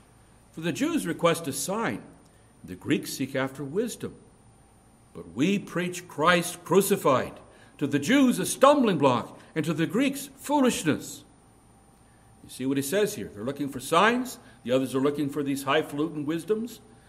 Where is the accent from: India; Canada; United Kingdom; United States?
India; born there; I was born right up near the Nepali border in India, just in the foothills of the Himalayas.